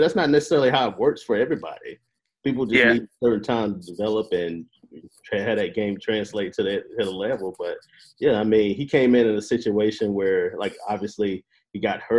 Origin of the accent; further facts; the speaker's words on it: Carolina, United States; I'm from Carolina, so